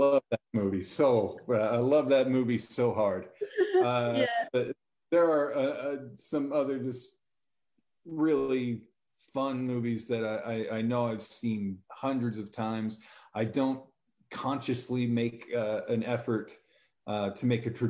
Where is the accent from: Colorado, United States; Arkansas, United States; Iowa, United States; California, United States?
California, United States; San Diego; Growing up in San Diego, we had pretty easy access to the beach